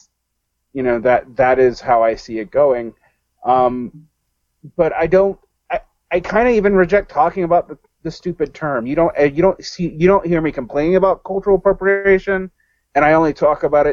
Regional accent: Georgia, United States; born or raised there; moved away as an adult; also born or lived in Johnstown, Pennsylvania / Egypt

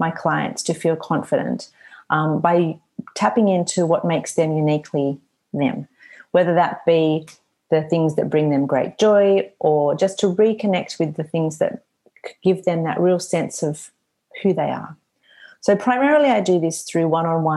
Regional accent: Australia; I have quite a good number of clients in Australia, my home country

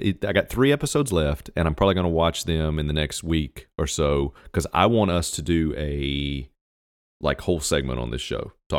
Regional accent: East Coast, United States; growing up on the East Coast.

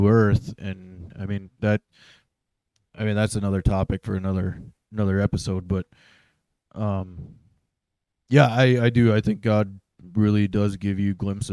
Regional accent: Roundup, Montana, United States; I was born in a little town by the name of Roundup, Montana

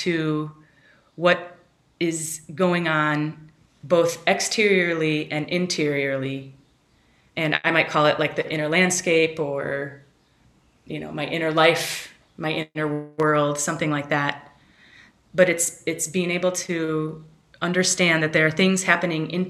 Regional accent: Chicago, Illinois, United States; moved away as an adult; also born or lived in West Michigan; I grew up in Chicago from age 6 to 18 in Chicagoland area, and then I moved away for 22 years. I came back 5 years ago.

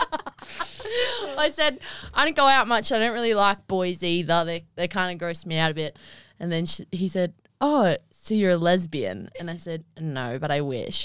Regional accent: Wagga Wagga, New South Wales, Australia; I was born in Wagga Wagga on the twenty-first of the eleventh, two thousand three

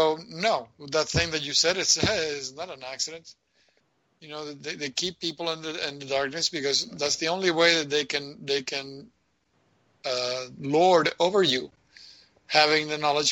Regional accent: Argentina; moved away; growing up in Argentina

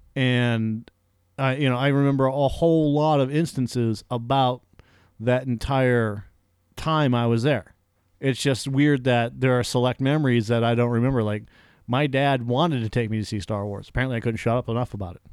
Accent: Massachusetts, United States; moved away; growing up in Massachusetts

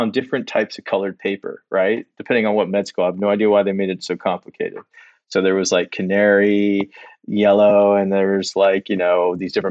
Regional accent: Salt Lake City, Utah, United States; also born or lived in Los Angeles; I was born in Los Angeles and we moved to Salt Lake City at a relatively, you know, most of my formative years were in Salt Lake City.

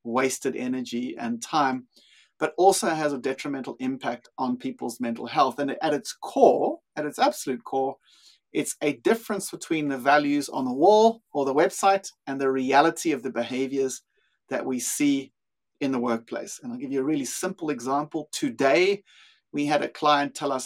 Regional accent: South Africa; accent: South African; moved away as an adult; also born or lived in Australia / Europe; now in Sydney, Australia; My accent is actually South African. I've lived in Australia for 20 something years. I lived in Europe for a while as well and worked there in the same field. But yeah, grew up in South Africa

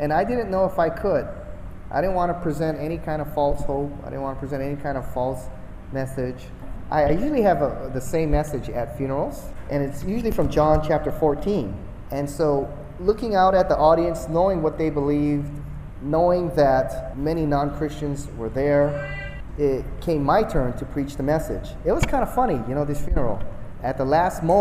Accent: Hawaii, United States; moved away; Same age, we're both from Hawaii

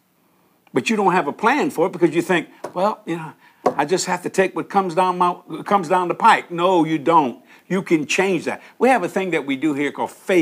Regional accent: New Orleans, Louisiana, United States; also born or lived in Houma, Louisiana; I'm born and raised in New Orleans. I was born in Algiers, which is the West Bank of New Orleans.

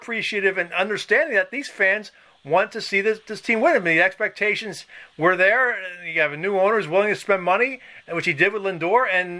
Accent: Philadelphia, Pennsylvania, United States; moved away; I'm from Philadelphia

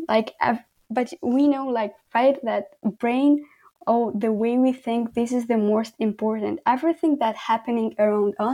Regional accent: Khorog, Gorno-Badakhshan, Tajikistan; English is a second language; moved away as an adult; also born or lived in Kyrgyzstan; now in Canada; in Pamir or in Horog, where I live, like my hometown

